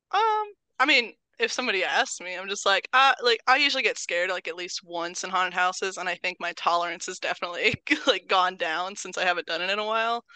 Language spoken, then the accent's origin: English; Terre Haute, Indiana, United States; I'm born and raised in Terre Haute. Been here my whole life.